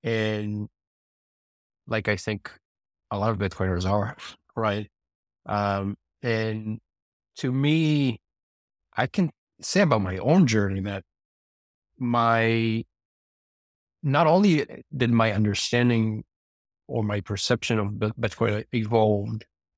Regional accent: Israel; now in United States; I'm originally from Israel.

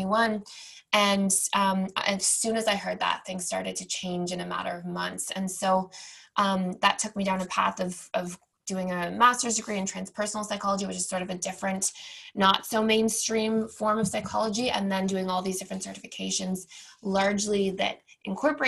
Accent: Toronto, Ontario, Canada; moved away; I, born and raised in Toronto

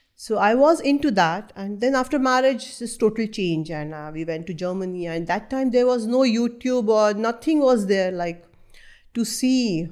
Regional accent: North India, India; first language Marathi; English is a second language; moved away; I'm from North India

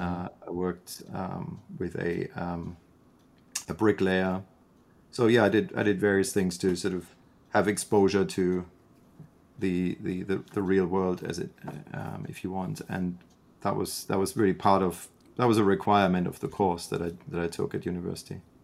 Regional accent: Freiburg, Baden-Württemberg, Germany; moved away as an adult; also born or lived in London, United Kingdom; now in Canada; grew up in in Freiburg, which is um, a university town and a historic city

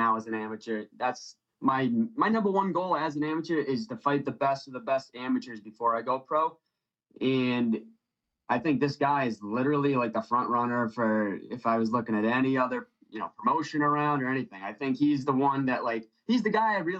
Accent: Drake, Massachusetts, United States; moved away as an adult; now in Cape Cod, United States; my hometown, Drake

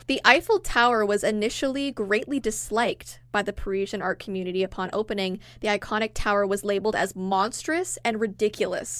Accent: Toronto, Ontario, Canada; we're from Toronto

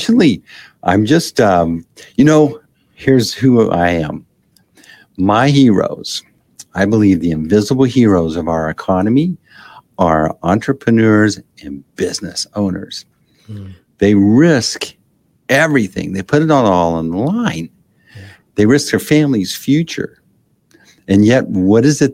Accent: Texas, United States; I'm a Texas boy. I grew up in Texas.

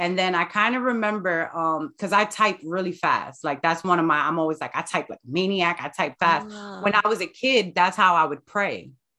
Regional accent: Jersey City, New Jersey, United States; born and raised in Jersey City.

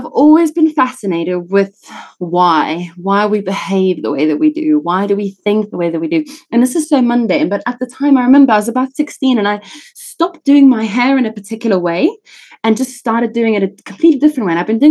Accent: South Africa; accent: British South African; also born or lived in Italy / England; now in United Kingdom; So I was actually born in Italy and then I grew up in South Africa.

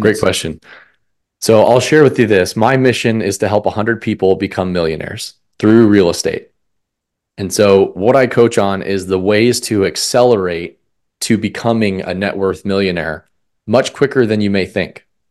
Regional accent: Colorado, United States; moved away as an adult; also born or lived in Omaha, Nebraska; I grew up in Colorado

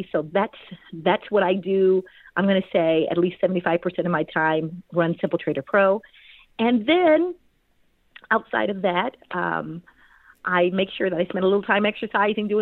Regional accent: Kansas City, Missouri, United States; moved away as an adult; also born or lived in Washington, D.C. / Atlanta, Georgia; I grew up in Kansas City, Missouri, ended up going to Washington, D.C. for school.

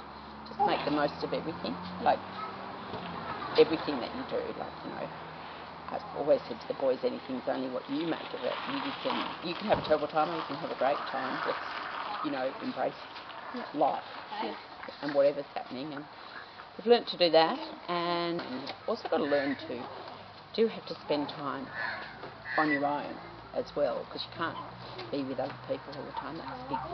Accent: Sydney, New South Wales, Australia; moved away as an adult; also born or lived in Wee Waa, New South Wales; now in Walcha, Australia; I grew up in Sydney, so it was a big change

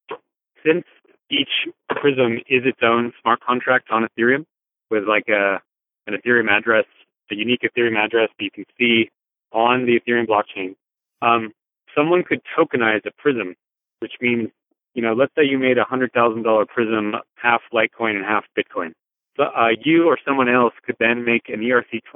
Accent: United States; as an American

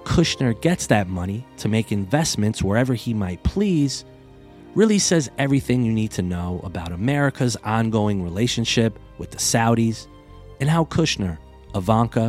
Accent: United States; as an American

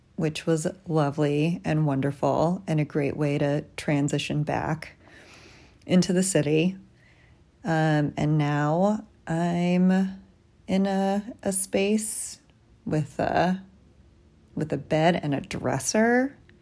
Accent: Tucson, Arizona, United States; moved away as an adult; also born or lived in New York City; I came out here from Tucson, where I grew up

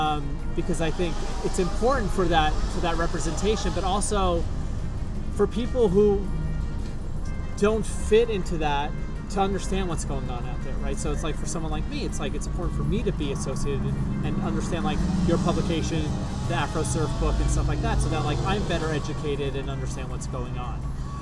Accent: New York City, New York, United States; now in Los Angeles, United States; Like, I came from New York City, inner city skateboarding

